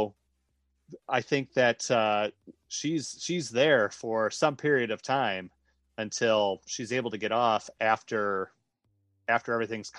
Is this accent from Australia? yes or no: no; Michigan, United States; I grew up in Michigan.